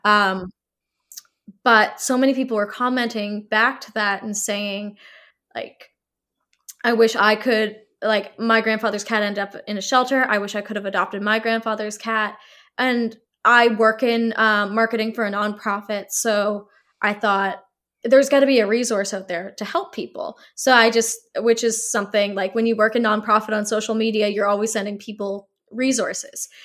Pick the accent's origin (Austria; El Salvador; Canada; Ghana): Canada; Halifax, Nova Scotia; moved away as an adult; also born or lived in Toronto; I had been living in Toronto for three years, so I didn't really know, Halifax had changed so much